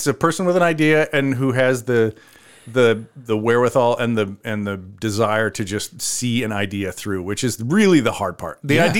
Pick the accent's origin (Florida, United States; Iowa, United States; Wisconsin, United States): Iowa, United States; Cedar Rapids; also born or lived in Minneapolis-Saint Paul, Minnesota; now in Decorah, United States; because you know I grew up in Cedar Rapids, and it was a place... to leave